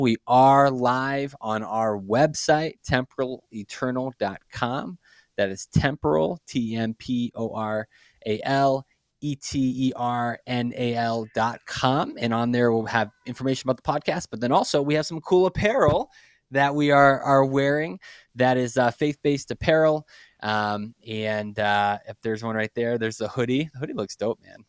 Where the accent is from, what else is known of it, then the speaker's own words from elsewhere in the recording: Brockton, Massachusetts, United States; moved away; I grew up in a city called Brockton, Massachusetts. It's just, uh, City of Champions, just south of Boston. Um, born and raised in, in Massachusetts